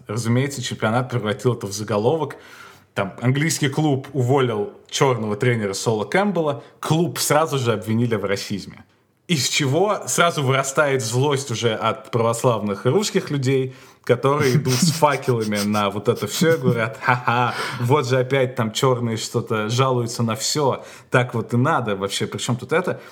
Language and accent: Russian; Moscow, Russia; Я ходил в еврейскую школу в Москве